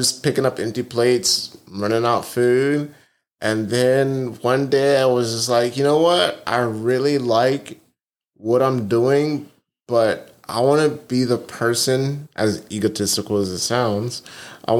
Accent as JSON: {"language": "English", "town": "Huntsville", "region": "Alabama", "country": "United States", "tie": "born or raised there", "said": "growing up in Huntsville, I was always around my grandparents"}